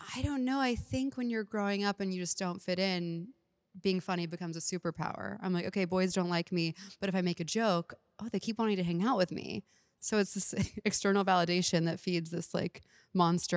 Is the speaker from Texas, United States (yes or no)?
yes; Houston, Texas, United States; moved away; I'm from Houston, so they live there